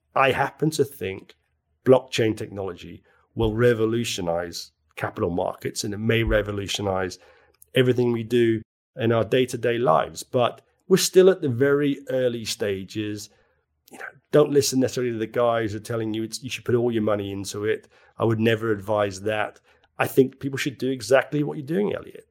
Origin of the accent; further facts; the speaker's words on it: Belfast, Northern Ireland, United Kingdom; now in London, United Kingdom; I come from Belfast.